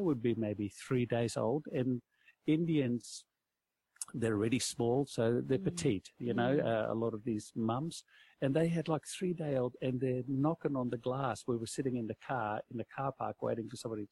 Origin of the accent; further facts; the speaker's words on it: Netherlands; moved away; I come from Holland.